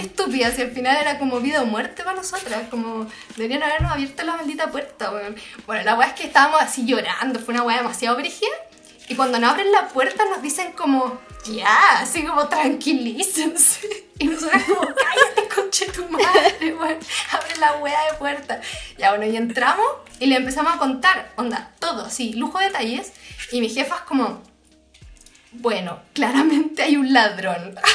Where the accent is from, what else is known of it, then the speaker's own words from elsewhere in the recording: Santiago, Santiago Metropolitan Region, Chile; como santiaguinas